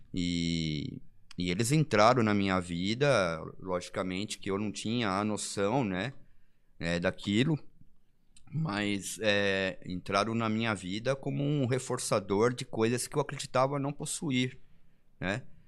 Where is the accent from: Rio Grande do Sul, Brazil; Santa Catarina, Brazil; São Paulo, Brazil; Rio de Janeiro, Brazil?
São Paulo, Brazil; now in São José dos Campos, Brazil; sou de São Paulo, nasci em capital